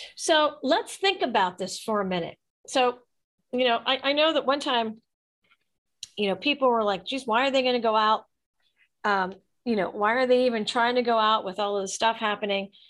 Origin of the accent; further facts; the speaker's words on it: Pittsburgh, Pennsylvania, United States; now in Atlanta, United States; growing up in Pittsburgh